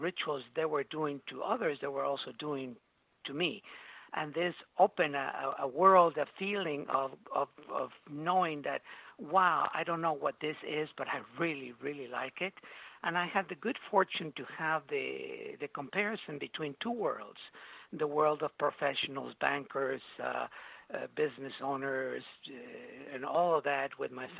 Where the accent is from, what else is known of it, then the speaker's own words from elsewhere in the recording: Mexico City, Mexico; also born or lived in Veracruz; I was born in Mexico City